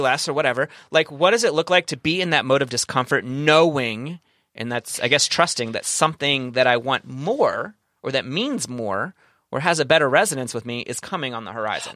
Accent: Kentucky, United States; now in San Diego, United States; I'm from, I'm from the South, from the, the, the place in Kentucky

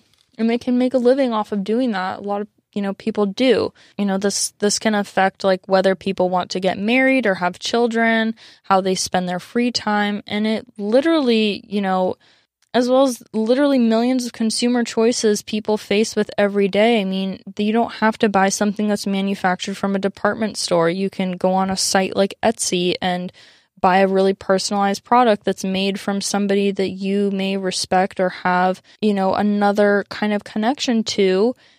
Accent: San Diego, California, United States; growing up in America, growing up in San Diego

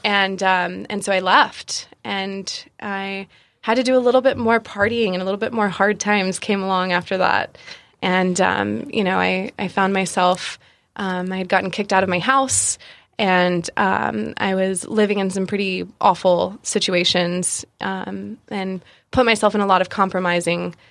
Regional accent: South Carolina, United States; also born or lived in Georgia; I was born in Georgia and I was raised in South Carolina. I was raised by my grandparents

